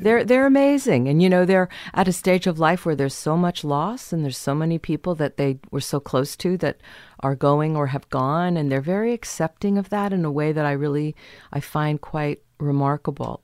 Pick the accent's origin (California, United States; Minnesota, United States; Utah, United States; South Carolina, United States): California, United States; San Diego; also born or lived in Kansas; I was born in Kansas and then we moved to San Diego.